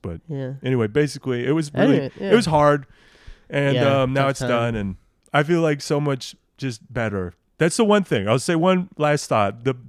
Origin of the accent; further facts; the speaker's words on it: Nebraska, United States; sometimes people are surprised to hear, like, I grew up in Nebraska. Nebraska doesn't have an accent.